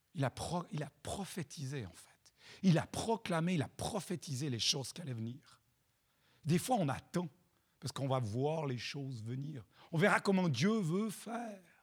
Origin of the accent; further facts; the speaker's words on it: Chad; Moi, je viens du Tchad